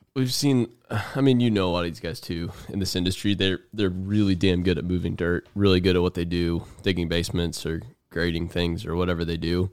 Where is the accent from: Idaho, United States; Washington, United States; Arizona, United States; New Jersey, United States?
Arizona, United States; now in Tennessee, United States; I'm from Arizona